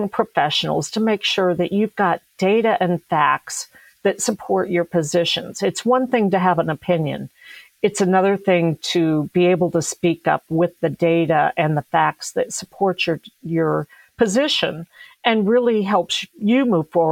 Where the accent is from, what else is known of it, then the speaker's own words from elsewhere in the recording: Colorado, United States; I grew up in Colorado